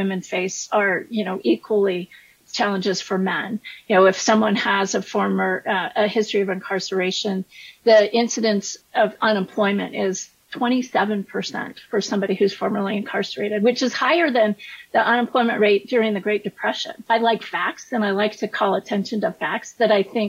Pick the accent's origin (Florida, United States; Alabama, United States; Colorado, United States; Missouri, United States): Colorado, United States; Colorado Springs; moved away as an adult; also born or lived in Chicago; I'm a fifth generation Coloradan, so I grew up in Colorado Springs